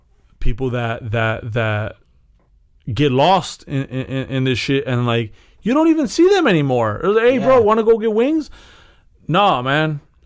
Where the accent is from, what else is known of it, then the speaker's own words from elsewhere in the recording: Chicago, Illinois, United States; Yeah, you're part of something. I'm from Chicago.